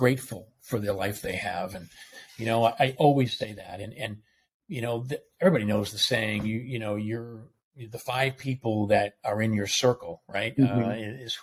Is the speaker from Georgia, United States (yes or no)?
no; Boston, Massachusetts, United States; moved away as an adult; now in Atlanta, United States; I grew up in Boston. I was Boston Catholic